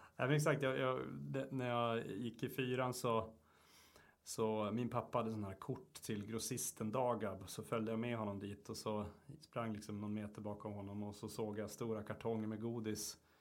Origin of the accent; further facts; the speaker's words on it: Luleå, Norrbotten County, Sweden; uppe i Luleå där jag kommer ifrån